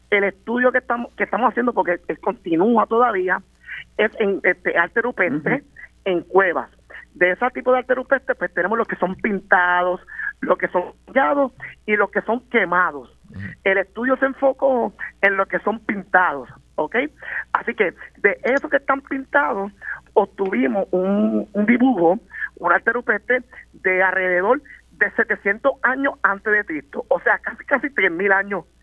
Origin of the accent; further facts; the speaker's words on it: Carolina, Puerto Rico; also born or lived in Ponce; yo nací en Ponce, pero me crié en Carolina y allí estudié en la Escuela Pública Doctor Gilberto Concepción de Gracia